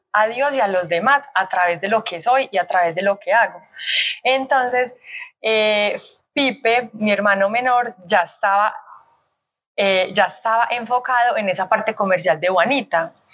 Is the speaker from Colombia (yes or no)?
yes; Colombia; also born or lived in Australia; en Colombia está mi empresa, mi familia, mis amigos, mi gente, mi tierra